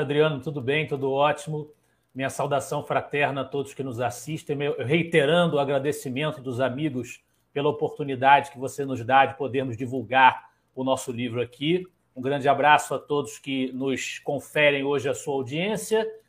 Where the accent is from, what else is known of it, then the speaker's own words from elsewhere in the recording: Rio de Janeiro, Brazil; aqui na minha querida Ilha do Governador, onde nasci, me criei